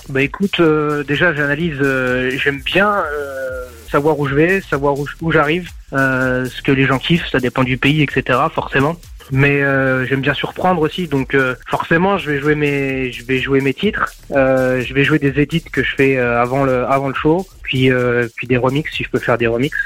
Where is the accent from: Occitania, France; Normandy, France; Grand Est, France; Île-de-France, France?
Grand Est, France; Nancy; toujours à Nancy. Ma ville, ma ville d'enfance, ma ville de cœur.